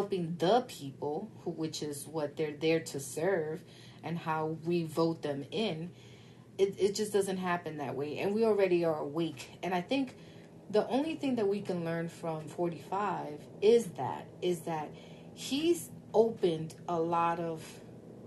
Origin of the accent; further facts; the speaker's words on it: New York City, New York, United States; I'm from the Bronx. One of the good things about being poor and being born poor